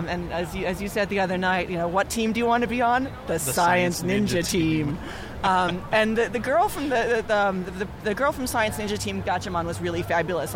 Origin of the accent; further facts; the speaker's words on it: outside Philadelphia, Pennsylvania, United States; I grew up outside Philadelphia, and we had Channel 29